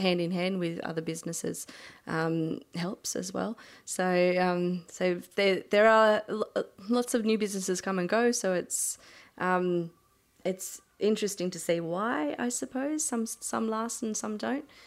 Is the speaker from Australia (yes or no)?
yes; Milton, New South Wales, Australia; moved away as an adult; I decided to move back home to my hometown